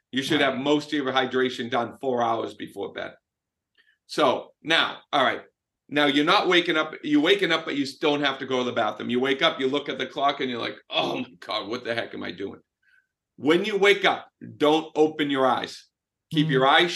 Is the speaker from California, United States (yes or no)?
no; Boston, Massachusetts, United States; I'm from Boston. I'm Italian